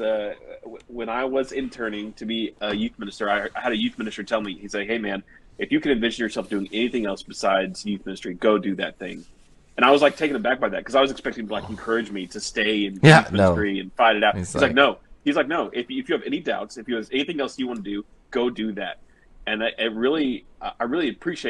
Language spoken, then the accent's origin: English; Kansas, United States; growing up in Kansas